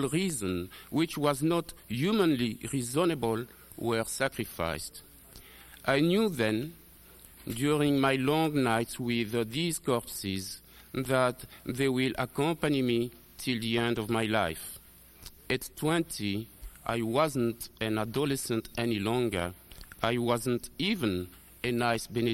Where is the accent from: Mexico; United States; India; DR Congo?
DR Congo; moved away; also born or lived in Rwanda; I was born in Zaire in 1941.